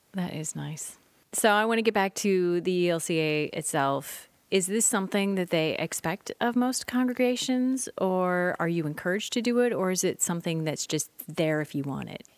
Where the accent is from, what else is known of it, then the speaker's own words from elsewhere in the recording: Midwest, United States; now in Oregon, United States; I grew up in the Midwest